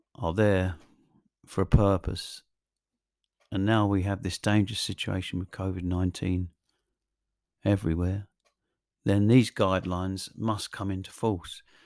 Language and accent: English; England, United Kingdom; I'm English